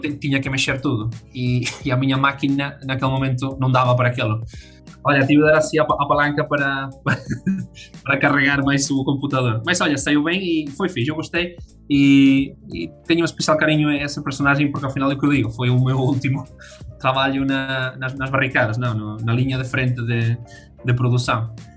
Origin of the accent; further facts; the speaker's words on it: Madrid, Community of Madrid, Spain; Portuguese is a second language; moved away as an adult; now in Braga, Portugal; já sou quase adotado, adotado português morei toda a vida em Madrid, mas bom, ao final uh, mudámos tudo para, para Braga